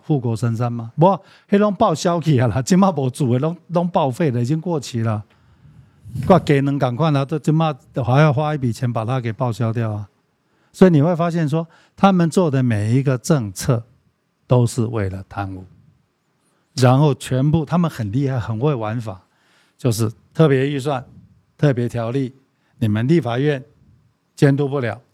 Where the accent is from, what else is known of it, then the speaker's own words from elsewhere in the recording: Taiwan; 我们台湾人